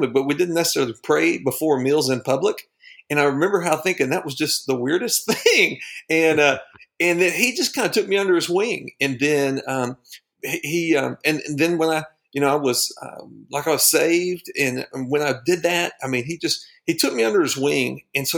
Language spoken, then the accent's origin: English; Dallas-Fort Worth area, Texas, United States; now in Arkansas, United States; I moved to Arkansas from Texas. I was from the Dallas-Fort Worth area and was really involved in our church down in Texas